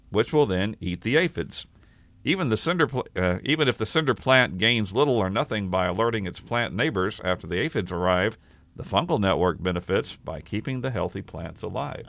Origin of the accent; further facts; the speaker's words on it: Kerrville, Texas, United States; she worked at the county clerk's office in my hometown of Kerrville, Texas